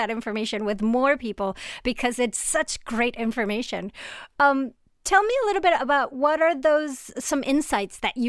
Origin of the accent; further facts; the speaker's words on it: Venezuela; moved away; I'm originally from Venezuela.